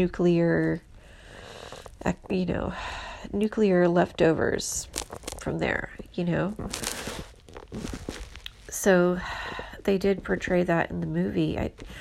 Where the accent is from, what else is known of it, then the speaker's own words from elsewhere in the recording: Houston, Texas, United States; moved away as an adult; now in San Francisco, United States; I'm from Houston, but I've been here for 15 years